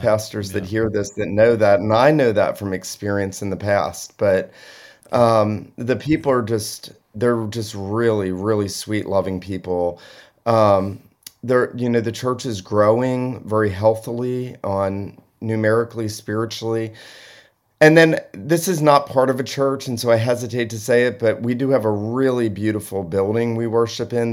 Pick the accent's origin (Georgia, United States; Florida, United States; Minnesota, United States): Georgia, United States; Southeast; where I grew up in Southeast Georgia